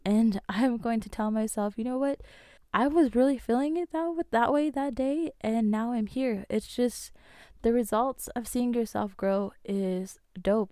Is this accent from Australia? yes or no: no; Navajo Nation, United States; I'm Native American, I'm Navajo